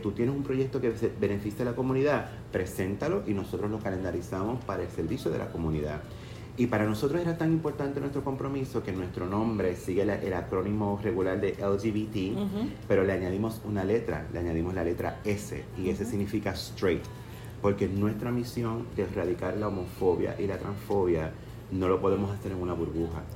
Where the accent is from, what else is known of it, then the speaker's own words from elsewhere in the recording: Fajardo, Puerto Rico; yo nací y crecí en Fajardo